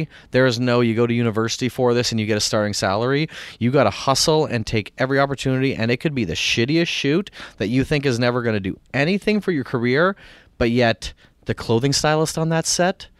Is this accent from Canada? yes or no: yes; Canada; Well, this is not my country. I'm Canadian, but like in this country and Canada too.